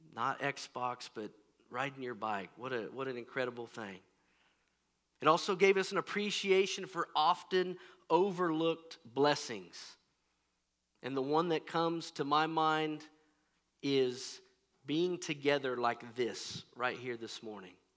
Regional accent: Kansas, United States; I'm mostly from Kansas, and things are pretty flat around here

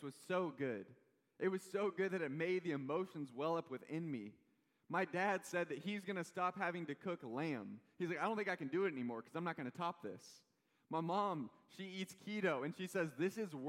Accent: Kansas City, Missouri, United States; I'm from Kansas City.

